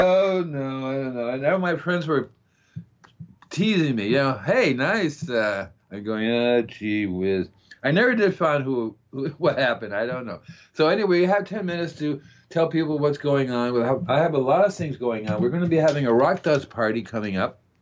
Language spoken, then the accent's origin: English; Florida, United States; I'm from Florida